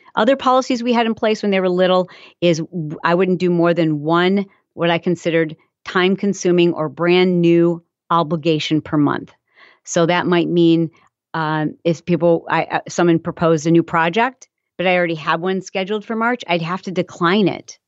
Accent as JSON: {"language": "English", "region": "Michigan", "country": "United States", "tie": "born or raised there", "said": "I'm from Michigan, and so I grew up around farms"}